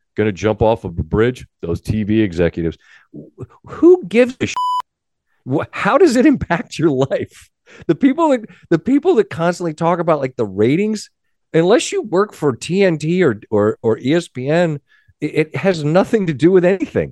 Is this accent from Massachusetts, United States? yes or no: no; Ansonia, Connecticut, United States; I'm from Ansonia